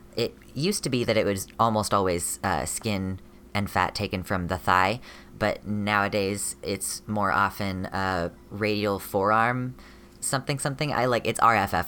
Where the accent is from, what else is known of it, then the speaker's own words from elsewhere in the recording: United States; I'm a non binary person from America